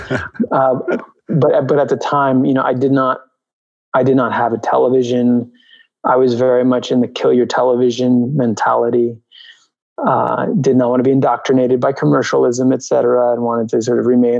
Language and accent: English; New York, United States; also born or lived in Albuquerque, New Mexico; I grew up in New York. I grew up on the Upper West Side. I was born in Albuquerque, New Mexico